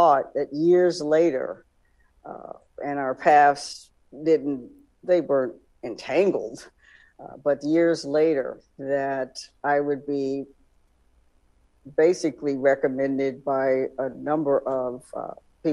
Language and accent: English; Tallahassee, Florida, United States; was born in Tallahassee, Florida, on the campus of Florida A&M